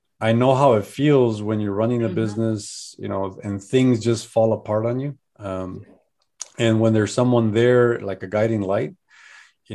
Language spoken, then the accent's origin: English; Chicago, Illinois, United States; moved away; also born or lived in Colorado / San Diego, California; I'm from Chicago